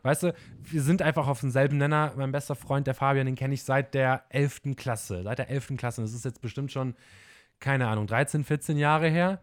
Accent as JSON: {"language": "German", "region": "Bremen", "country": "Germany", "said": "wir kommen aus dem Norden, aus dem Bremen, also schön Moin Moin wird bei uns von morgens bis abends gesagt."}